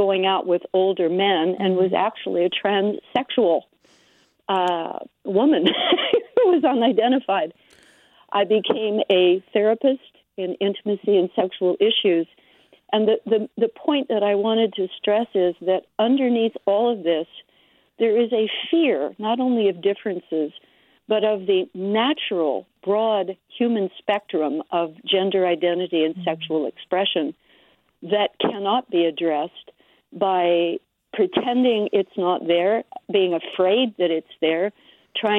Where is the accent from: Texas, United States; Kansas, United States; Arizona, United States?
Kansas, United States; Wichita; also born or lived in Berkeley, California; now in Santa Rosa, United States; I grew up in Wichita, Kansas